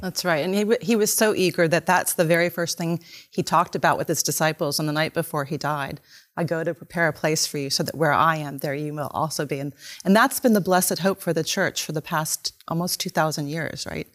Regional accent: United States; we, as American Christians

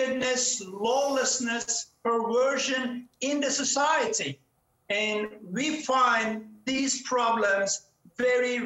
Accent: Turkey; moved away as an adult; now in Cape Town, South Africa; I was born in Turkey to a very secular Muslim family

